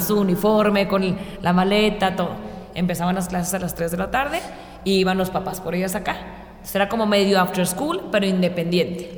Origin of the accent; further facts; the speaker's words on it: Chihuahua, Mexico; now in Mexico City, Mexico; soy una, una de las directoras, soy de Chihuahua